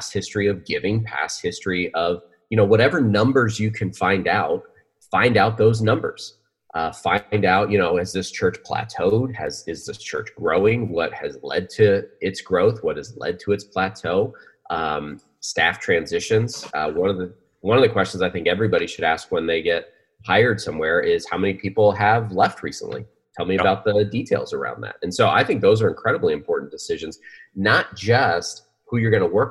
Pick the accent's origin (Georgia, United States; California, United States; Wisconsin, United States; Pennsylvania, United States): Pennsylvania, United States; now in Arizona, United States; I grew up in Pennsylvania